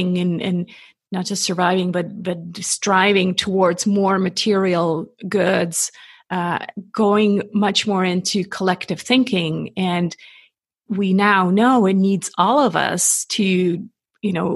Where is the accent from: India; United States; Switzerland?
Switzerland; I'm not American. I'm 100% Swiss